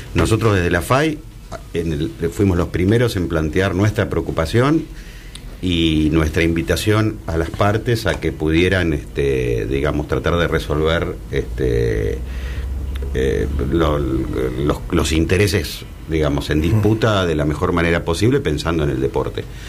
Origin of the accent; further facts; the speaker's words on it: Buenos Aires, Argentina; a mí como porteño